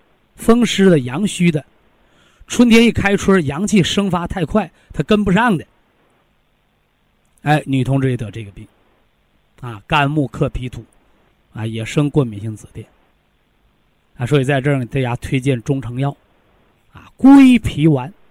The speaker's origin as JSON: {"language": "Chinese", "region": "Shandong", "country": "China", "said": "所以男同志逞强的，就是那山东人，山东人，我就是山东人啊，啊，脾气倔强"}